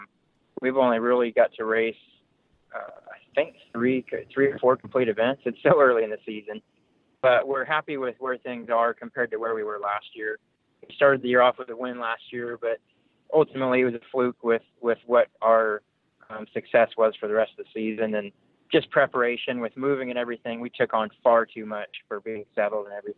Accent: California, United States; also born or lived in Pacific Northwest (Oregon, Washington); now in Broken Arrow, Oklahoma, United States; I grew up in California

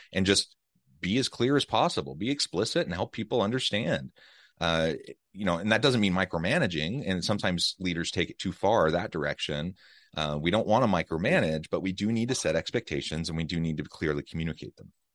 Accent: United States; now in Utah, United States; Kansas City, Missouri, close to my hometown

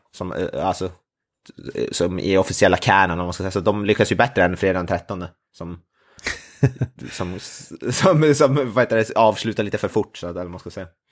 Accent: Norrland, Sweden; det var jag som är norrlänning

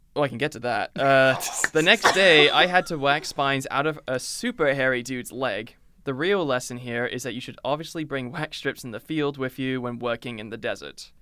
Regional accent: United Kingdom

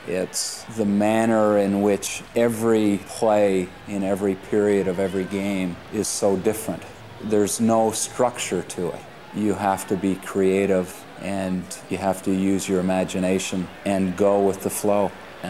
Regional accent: Montreal, Quebec, Canada; I grew up in Montreal as a Montreal Canadiens fan and didn't get to see my first game until I was 12 years old.

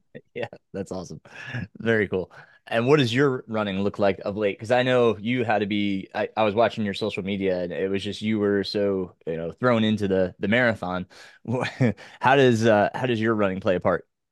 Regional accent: Orange County, New York, United States; my hometown, which was in Orange County, New York

